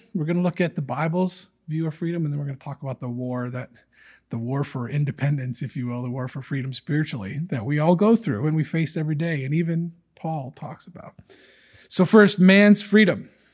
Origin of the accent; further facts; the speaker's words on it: United States; It's something that I'm very proud of as an American